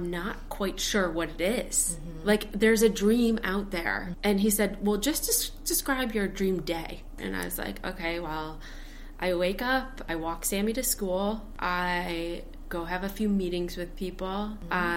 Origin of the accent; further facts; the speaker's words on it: Michigan, United States; now in Brooklyn, United States; I was born and raised in Michigan